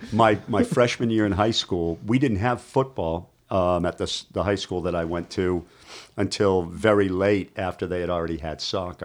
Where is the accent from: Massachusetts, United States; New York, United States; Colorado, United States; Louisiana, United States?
Massachusetts, United States; Boston; moved away; I grew up in Boston